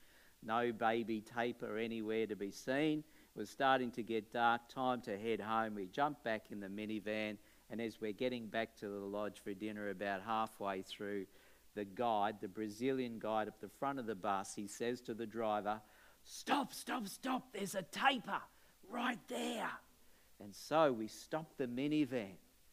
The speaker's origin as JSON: {"language": "English", "town": "Brisbane", "region": "Queensland", "country": "Australia", "said": "I'm from Brisbane, Australia, and I'm a Baptist pastor."}